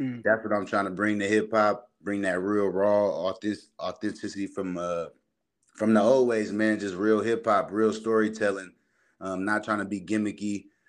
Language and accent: English; Vallejo, California, United States; I'm from Vallejo, California, like he said, North Vallejo, the Crest, man.